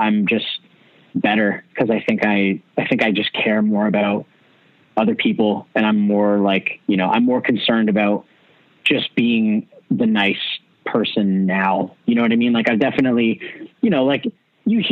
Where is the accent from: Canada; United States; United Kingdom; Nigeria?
Canada; Hamilton, Ontario; growing up in Hamilton